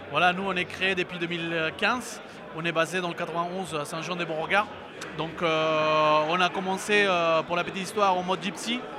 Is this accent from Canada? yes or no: no; Peru; moved away as an adult; now in France; on vient du Pérou, donc c'est un pays bière par excellence.